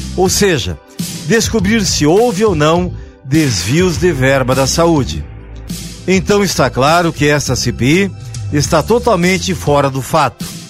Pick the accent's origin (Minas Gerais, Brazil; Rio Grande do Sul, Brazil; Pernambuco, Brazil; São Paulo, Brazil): Rio Grande do Sul, Brazil; Carlos Barbosa; de onde eu venho, cidade de Carlos Barbosa, na Serra Gaúcha